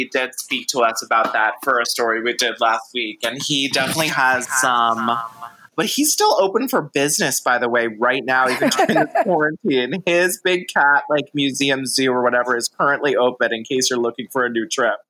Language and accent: English; Oklahoma, United States; I'm from Oklahoma